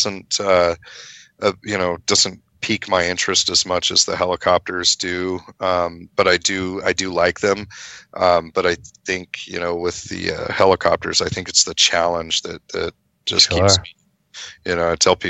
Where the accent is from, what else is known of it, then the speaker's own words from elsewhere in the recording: Paradise, California, United States; moved away as an adult; now in Oroville, United States; I was originally from Paradise, California, where that big campfire was, and then we moved down here pre-fire